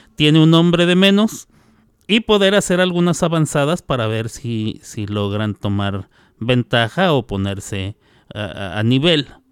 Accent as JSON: {"language": "Spanish", "country": "Mexico", "said": "siendo mexicano"}